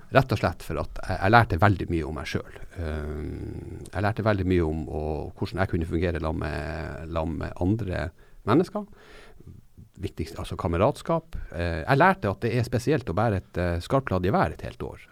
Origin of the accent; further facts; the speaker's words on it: Norway; jeg er fra Norge og bor i Norge